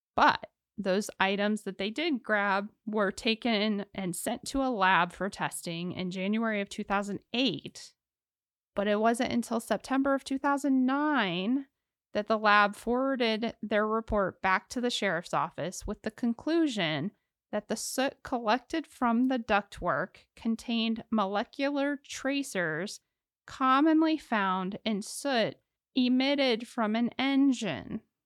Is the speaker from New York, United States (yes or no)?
no; Ohio, United States; I'm from Ohio